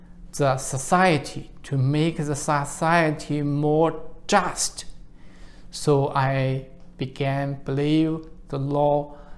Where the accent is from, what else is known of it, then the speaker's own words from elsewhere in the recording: Shandong, China; English is a second language; moved away as an adult; now in United States; I was born in China in a poor village in Shandong province